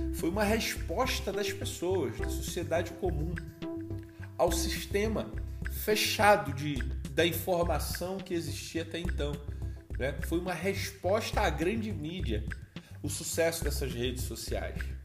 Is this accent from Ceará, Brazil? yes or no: no; Rio de Janeiro, Brazil; eu sou carioca